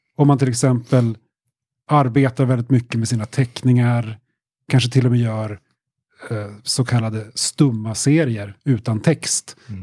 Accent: Västernorrland County, Sweden; accent: vaguely Norrland tone; also born or lived in Kramfors / Norrbotten inland (parents); växte jag upp då i Ångermanland, längre söderut.

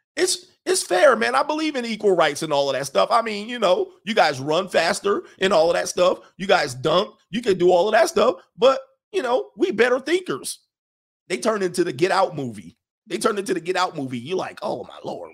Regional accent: United States

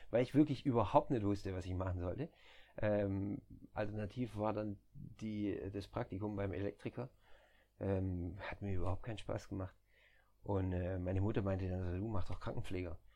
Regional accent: near Stuttgart, Baden-Württemberg, Germany; moved away as an adult; now in Netherlands; ich komme aus, aus der Nähe von Stuttgart, dann Esslingen äh, liegt auch in der Nähe von Stuttgart

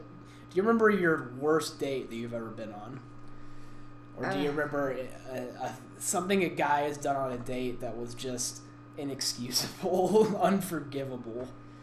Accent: the South, United States; I'm from the South.

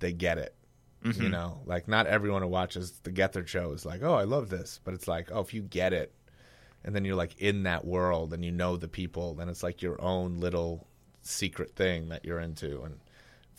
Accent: New York City, New York, United States; moved away as an adult; I lived in Staten Island for 40 years

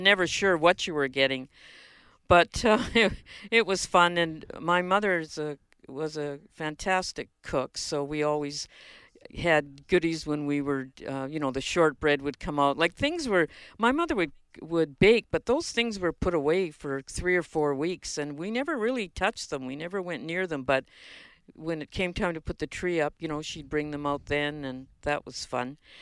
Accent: Winnipeg, Manitoba, Canada; I grew up in Winnipeg

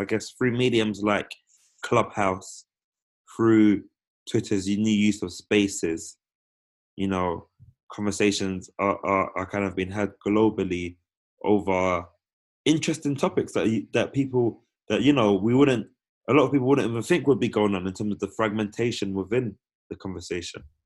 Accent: United Kingdom; being children of the empire, being born and raised in Britain

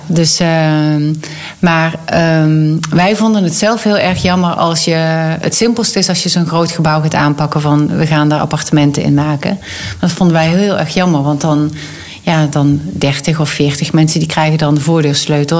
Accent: North Limburg, Netherlands; accent: Limburgish; mensen horen wel dat ik een Limburgs accent heb. Dus ik kom uit Noord-Limburg

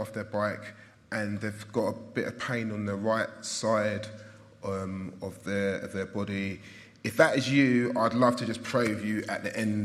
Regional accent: London, United Kingdom; I was brought up in Southeast London, in a place called Blackheath, which is between Greenwich and Lewisham Borough

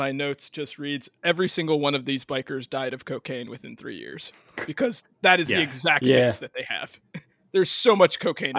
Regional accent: Chicago, Illinois, United States; I'm from Chicago

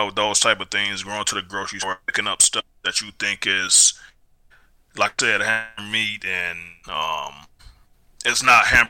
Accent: United States; I'm American.

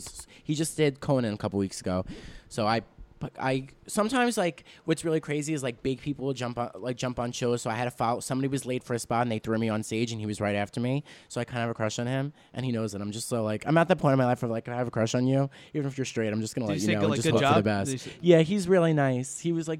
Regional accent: New York City, New York, United States; we're from Staten Island.

